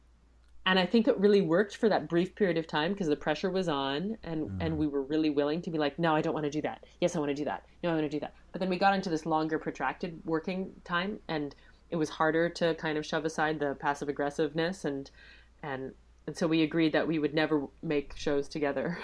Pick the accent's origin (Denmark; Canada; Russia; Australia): Canada; We're so Canadian